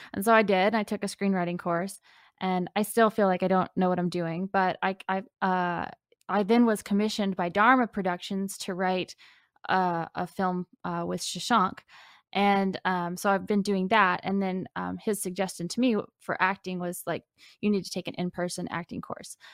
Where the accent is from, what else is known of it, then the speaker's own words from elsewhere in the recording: Floyds Knobs, Indiana, United States; the town that I'm from, which was Floyd's Knobs